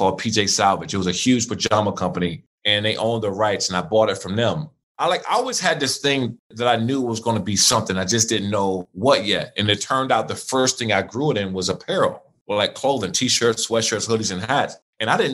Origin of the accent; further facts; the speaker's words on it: Prince George's County, Maryland, United States; I grew up in Maryland in Prince George's County in Washington, D.C. during a crack epidemic.